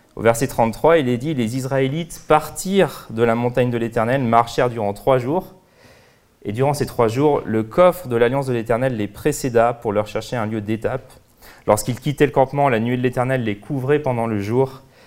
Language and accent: French; France; en tant que Français